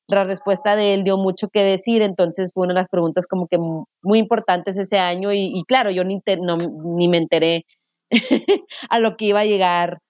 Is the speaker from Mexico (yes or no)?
yes; Ciudad Juárez, Chihuahua, Mexico; moved away; also born or lived in El Paso, Texas / Madrid, Spain; soy mexicana y somos bilingüe